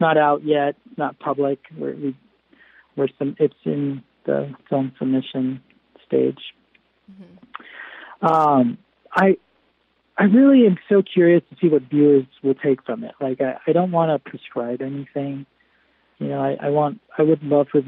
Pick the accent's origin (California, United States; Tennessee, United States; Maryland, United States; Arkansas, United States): California, United States; Los Angeles; I grew up in LA, and I was a professional actor for over 15 years.